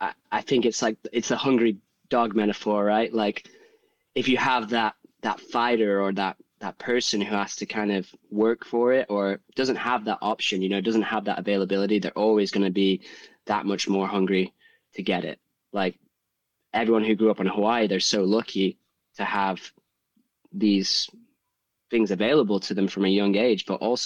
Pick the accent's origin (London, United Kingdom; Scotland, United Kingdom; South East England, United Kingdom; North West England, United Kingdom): North West England, United Kingdom; Manchester; I grew up in England. I grew up in Manchester. Not that sort of environment.